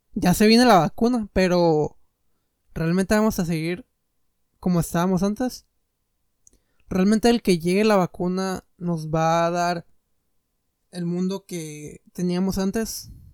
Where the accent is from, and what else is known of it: Mexico